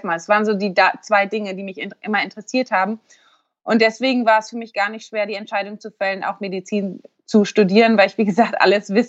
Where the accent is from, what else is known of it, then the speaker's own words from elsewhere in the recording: Eutin, Schleswig-Holstein, Germany; ich bin ähm, 34 Jahre alt, ich komme aus Eutin, das ist zwischen Lübeck und Kiel, ganz im Norden.